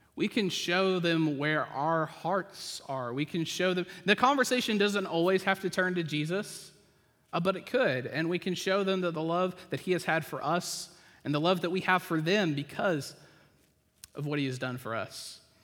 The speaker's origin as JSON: {"language": "English", "region": "the South", "country": "United States", "tie": "born or raised there", "said": "I grew up in the South"}